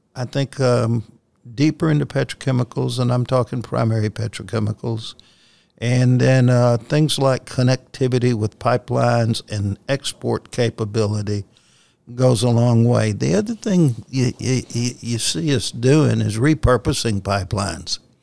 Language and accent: English; Louisiana, United States; moved away; I grew up in Louisiana